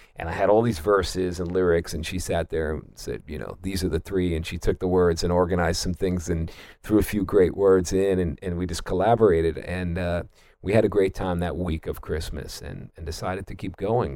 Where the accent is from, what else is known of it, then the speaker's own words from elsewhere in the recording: New York City, New York, United States; also born or lived in Manhattan; I'm from Queens, New York